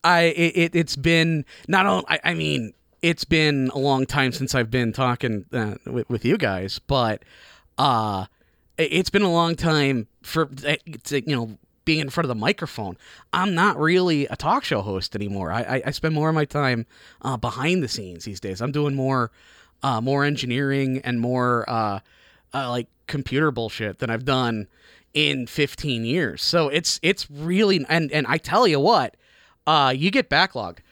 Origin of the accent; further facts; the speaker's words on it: Chicago, Illinois, United States; born or raised there; moved away as an adult; now in Tacoma, United States